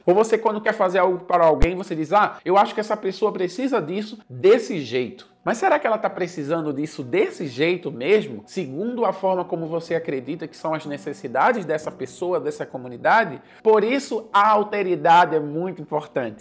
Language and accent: Portuguese; Recife, Pernambuco, Brazil; moved away as an adult; now in Senegal; Eu sou de Recife, eu sou brasileiro